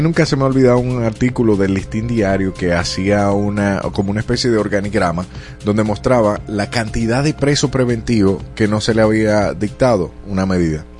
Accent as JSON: {"language": "Spanish", "country": "Dominican Republic", "said": "aquí en República Dominicana"}